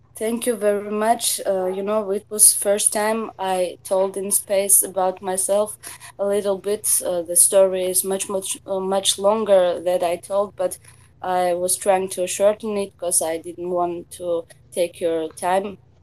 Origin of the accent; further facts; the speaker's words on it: Tbilisi, Georgia; English is a second language; I'm from Georgia, Tbilisi